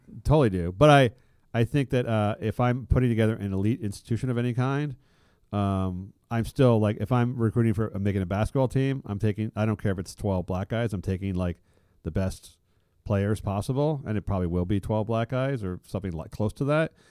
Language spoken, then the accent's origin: English; San Francisco, California, United States; I come from San, uh, uh, uh, uh, San Francisco